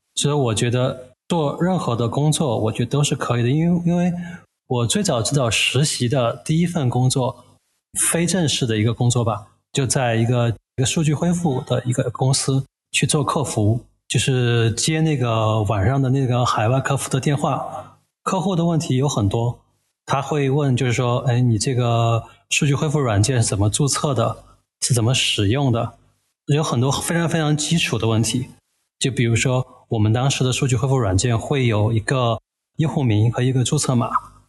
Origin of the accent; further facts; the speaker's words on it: Chengdu, Sichuan, China; also born or lived in Shanghai; now in Chengdu, China; 我本身是成都人